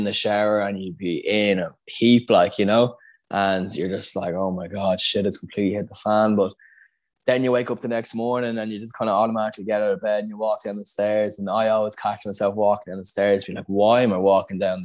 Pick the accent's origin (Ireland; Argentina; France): Ireland; Dublin, Leinster; I moved from Scolassum, which was in Raheny, to Bagot Street, going into fourth class